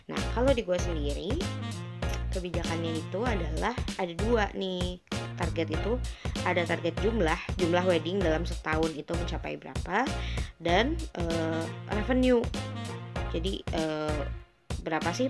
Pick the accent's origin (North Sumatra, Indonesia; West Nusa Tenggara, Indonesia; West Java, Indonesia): West Java, Indonesia; Gak apa-apa lah ya, gue kan orang Sunda juga.